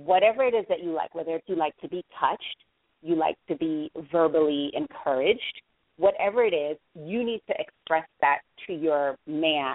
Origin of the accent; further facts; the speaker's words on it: Jamaica; I am Jamaican